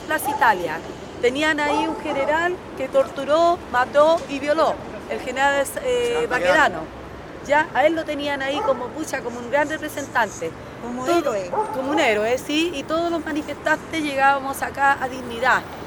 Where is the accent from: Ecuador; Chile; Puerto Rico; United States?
Chile; como ciudadana chilena